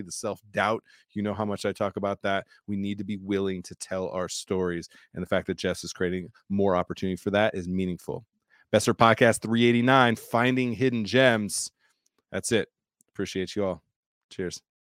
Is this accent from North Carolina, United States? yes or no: no; Southern California, United States; growing up in Southern California